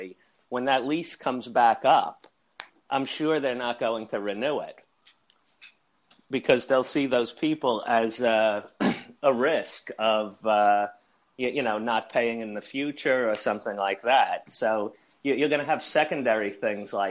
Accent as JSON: {"language": "English", "region": "New York", "country": "United States", "said": "we're all from New York"}